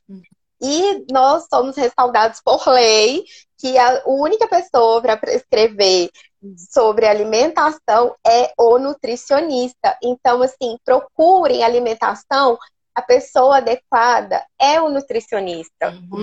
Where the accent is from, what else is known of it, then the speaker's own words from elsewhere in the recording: Porto Velho, Rondônia, Brazil; moved away as an adult; also born or lived in Belo Horizonte; now in Uberlândia, Brazil; eu sou de, de Porto Velho, sou de Rondônia.